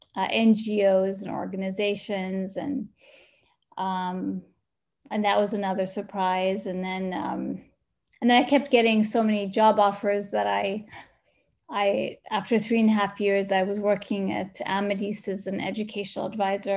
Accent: Sana'a, Amanat Al Asimah, Yemen; also born or lived in United States; now in Dubai, United Arab Emirates; I'm from Sana'a

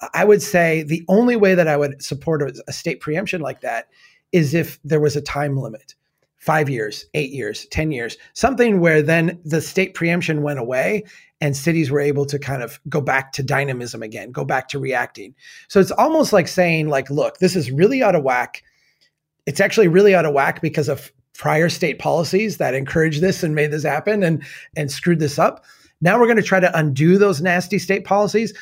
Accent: Minnesota, United States; As a Minnesotan

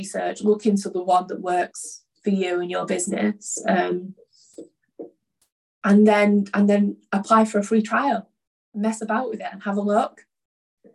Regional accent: Oldham, North West England, United Kingdom; I'm from Oldham originally. Like, I grew up in a very working class environment

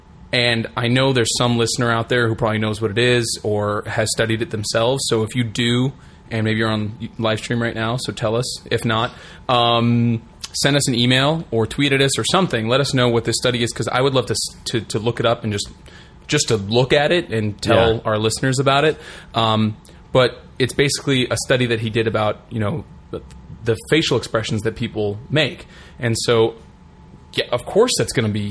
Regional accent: United States; we're American

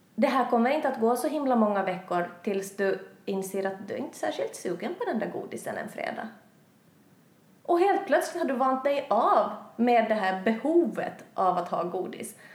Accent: Finland; moved away as an adult; now in Sweden; jag är hem från Finland. Har bott i Sverige i ett och ett halvt år

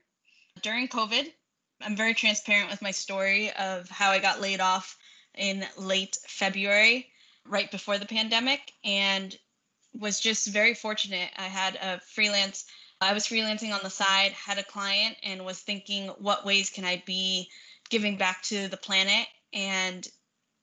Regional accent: Central California, United States; now in San Diego, United States; my hometown, which is Central California

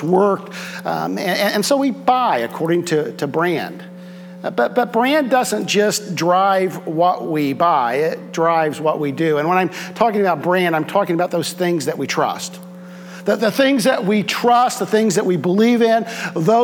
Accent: Southwest Ohio, United States; I'm in from Southwest Ohio

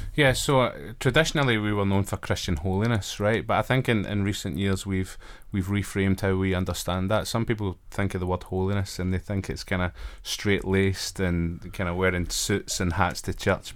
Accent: Glasgow, Scotland, United Kingdom; moved away as an adult; also born or lived in Wrexham / Belfast; now in Manchester, United Kingdom; I'm originally from Glasgow, up in Scotland

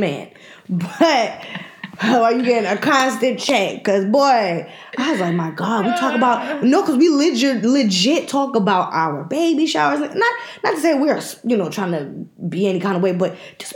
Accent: Jamaica; I'm a Jamaican

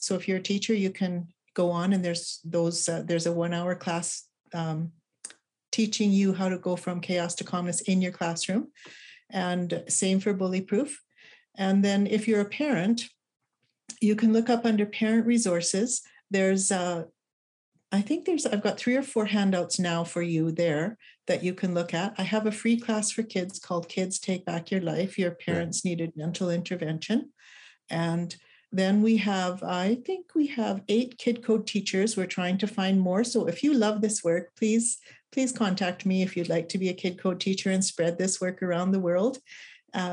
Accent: Canada; I'm Canadian

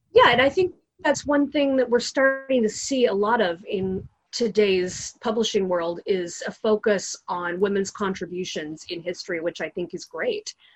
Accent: Long Beach, California, United States; born and raised in Southern California, in Long Beach.

